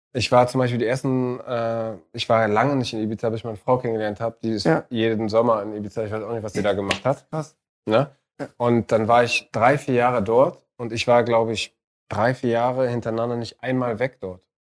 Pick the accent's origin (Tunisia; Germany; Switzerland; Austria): Tunisia; moved away; in meinem Heimatland in Tunesien